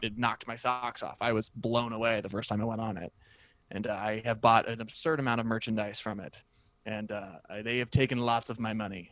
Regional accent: Sacramento, California, United States; my childhood home in Sacramento

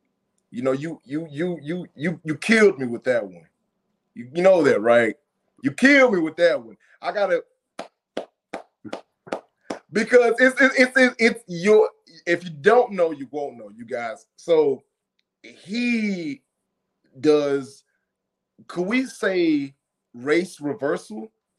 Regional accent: Nigeria; maybe because I'm Nigerian, right?

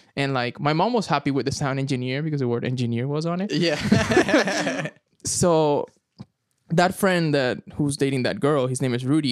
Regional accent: San Joaquín, Carabobo, Venezuela; English is a second language; also born or lived in Caracas; now in Oklahoma, United States; I was born in Caracas, but I spent the majority of my childhood in a small town called San Joaquin mm-hmm. in the state of Carabobo

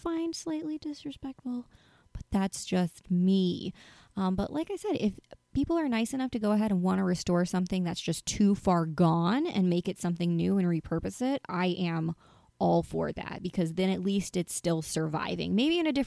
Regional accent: North Carolina, United States; moved away; I'm originally from North Carolina

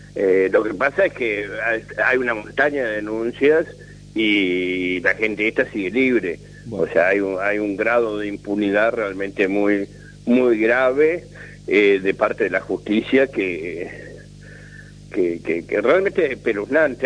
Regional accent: Buenos Aires, Argentina; moved away; yo nací en Buenos Aires, me crié en Buenos Aires

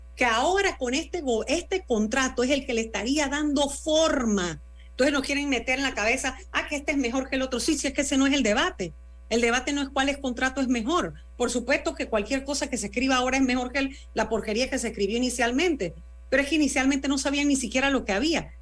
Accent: Panama; como panameña

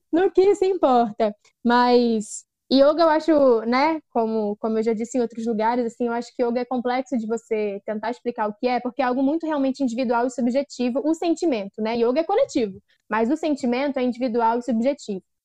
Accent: Duque de Caxias, Rio de Janeiro, Brazil; Sou uma jovem negra de Duque de Caxias

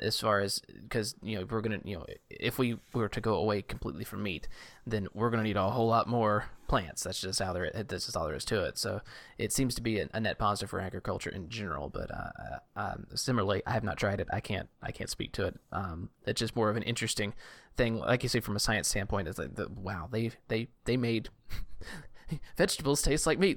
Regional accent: Southeast Louisiana, United States; I grew up in Southeast Louisiana

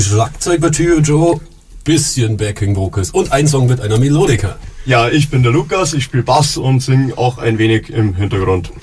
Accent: Fürstenfeldbruck, Bavaria, Germany; bei uns in Fürstenfeldbruck

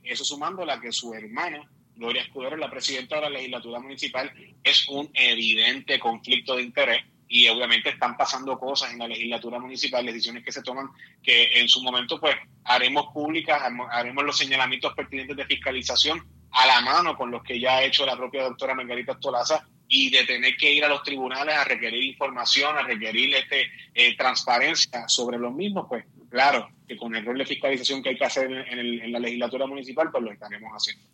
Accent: Puerto Rico; donde nosotros reafirmamos que somos hispanos

